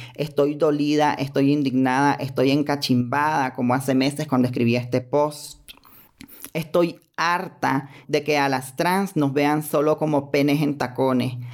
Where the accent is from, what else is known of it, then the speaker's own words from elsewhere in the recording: Nicaragua; soy ciudadana de Nicaragua